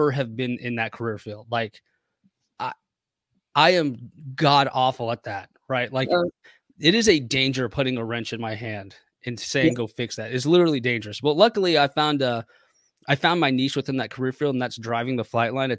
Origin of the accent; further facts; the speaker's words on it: Waldorf, Maryland, United States; I grew up in Waldorf, Maryland.